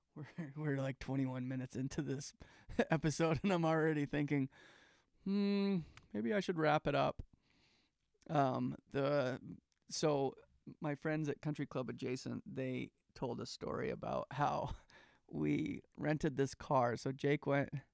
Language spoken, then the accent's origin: English; Calgary, Alberta, Canada; now in United States; Calgary, Alberta, where I grew up